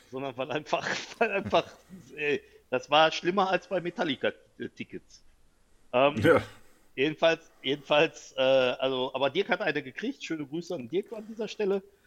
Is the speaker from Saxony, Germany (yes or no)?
no; North Rhine-Westphalia, Germany; Ich komme hier aus Westfalen